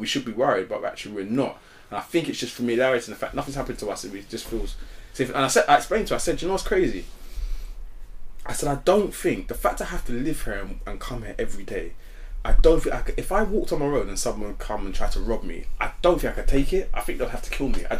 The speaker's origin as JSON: {"language": "English", "region": "London", "country": "United Kingdom", "tie": "born or raised there", "said": "I grew up in West London, but further out from West London."}